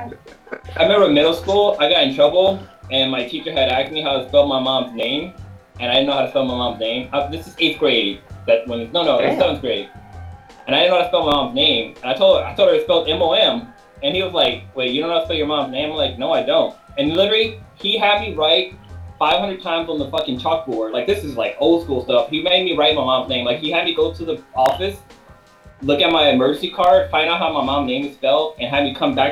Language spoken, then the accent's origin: English; Ethiopia; I grew up in Ethiopia.